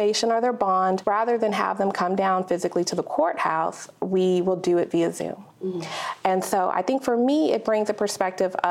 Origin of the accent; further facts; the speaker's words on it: Dallas, Texas, United States; I'm born and raised in Dallas, Texas